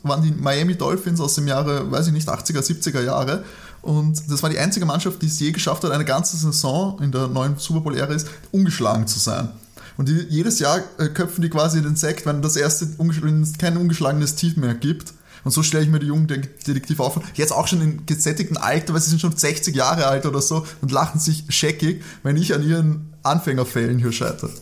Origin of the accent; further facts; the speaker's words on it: Austria; als Österreicher